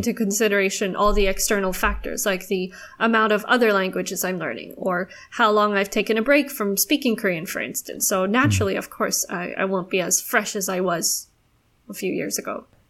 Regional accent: South Africa; now in Singapore; I am a South African living in Singapore

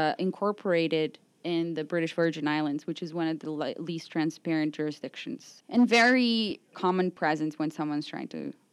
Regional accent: Rio de Janeiro, Brazil; moved away as an adult; also born or lived in New York; I am a Brazilian journalist. I'm from Rio. I've been a journalist there for about 6 years before I came here to do a master's program

